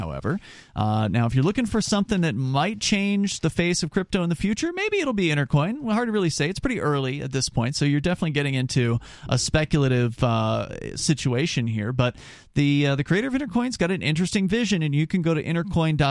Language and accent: English; Sarasota, Florida, United States; I'm from Florida as well, but I'm from the west coast of Florida, and so I'm not from real Florida. So you're going to get a different accent in Ocala, I think, than you're going to get from like where I grew up in Sarasota, which doesn't have a heavy southern accent in most places at all